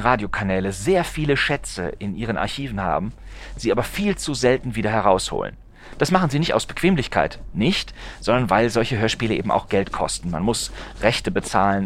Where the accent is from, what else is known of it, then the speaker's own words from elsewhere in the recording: North Rhine-Westphalia, Germany; ich bin in, in, äh, in Nordrhein-Westfalen aufgewachsen